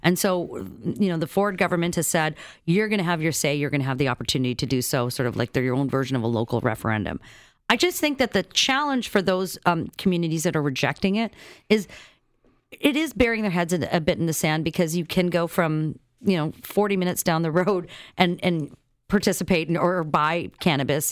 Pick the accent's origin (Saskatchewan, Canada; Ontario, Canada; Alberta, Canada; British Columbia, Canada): Saskatchewan, Canada; moved away; I grew up in Saskatchewan